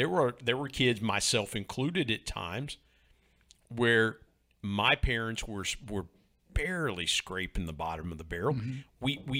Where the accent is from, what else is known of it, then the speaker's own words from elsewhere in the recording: Ohio, United States; I grew up in Southern Ohio.